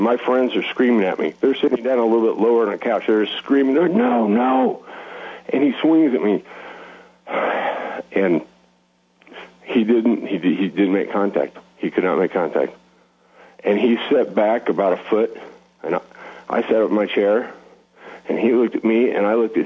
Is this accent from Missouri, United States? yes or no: yes; Missouri, United States; when I was a teenager growing up in Missouri